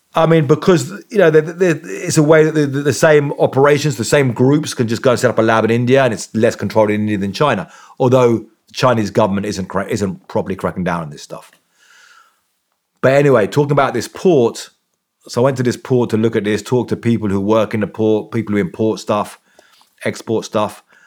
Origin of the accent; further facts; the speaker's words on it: England, United Kingdom; I'm from England.